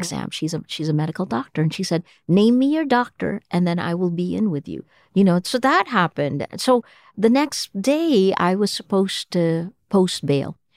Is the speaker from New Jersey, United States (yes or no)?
yes; Toms River, New Jersey, United States; moved away as an adult; also born or lived in Manila; now in Philippines; I was a kid from Tom's River, New Jersey